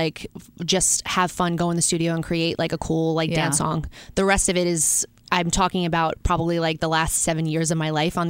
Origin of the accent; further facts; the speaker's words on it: New York City, New York, United States; moved away as an adult; now in Los Angeles, United States; I was born and raised in New York.